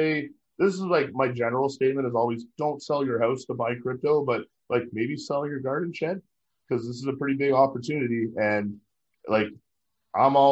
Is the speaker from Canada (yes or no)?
yes; Ottawa, Ontario, Canada; Ottawa, my hometown